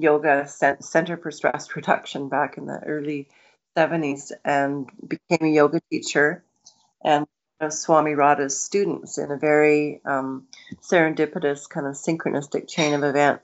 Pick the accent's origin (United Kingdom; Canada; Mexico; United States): Canada; Kamloops, British Columbia; also born or lived in Nelson; we were a family of five children, and we grew up in Kamloops